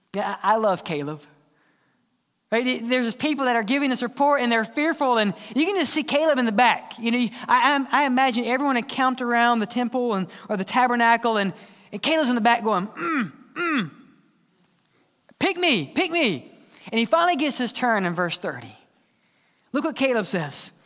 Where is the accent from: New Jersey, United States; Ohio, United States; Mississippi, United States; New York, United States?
Mississippi, United States; growing up in Mississippi